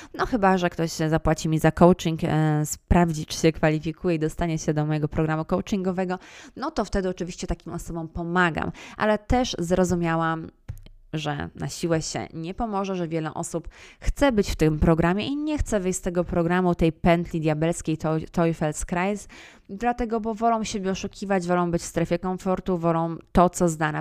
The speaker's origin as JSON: {"language": "Polish", "country": "Poland"}